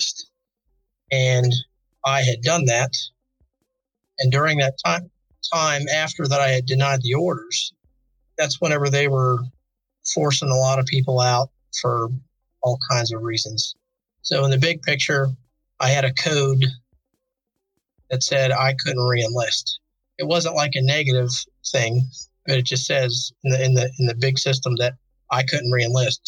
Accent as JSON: {"language": "English", "town": "Apollo", "region": "Pennsylvania", "country": "United States", "moved": "yes", "lives_now": "Dover, United States", "said": "originally I'm from Apollo, Pennsylvania. It's a small little town northeast of Pittsburgh"}